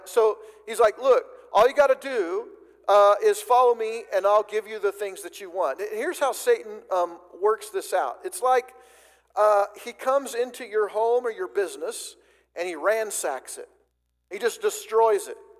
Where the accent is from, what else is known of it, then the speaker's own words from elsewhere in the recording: White City, Oregon, United States; I grew up in Oregon. First 18 years of uh, my life was spent in south central Oregon, about 45 minutes or an hour or so from the California border